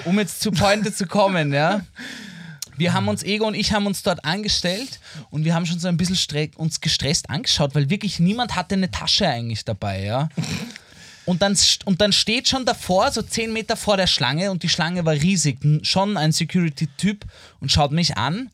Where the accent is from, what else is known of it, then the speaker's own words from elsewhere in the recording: Vienna, Austria; als Wiener und Wienerin, wie ich mhm. einer bin